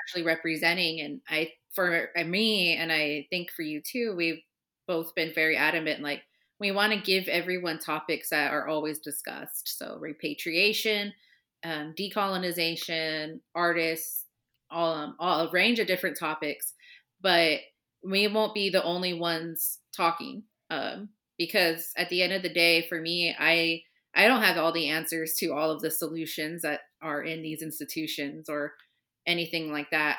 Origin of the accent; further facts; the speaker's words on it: Southern California near Riverside, United States; moved away as an adult; now in Chicago, United States; I grew up in Southern California near Riverside